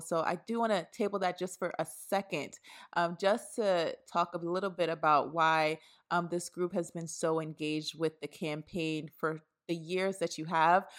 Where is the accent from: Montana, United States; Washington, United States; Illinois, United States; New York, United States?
New York, United States; New York City; I was raised in Brooklyn, New York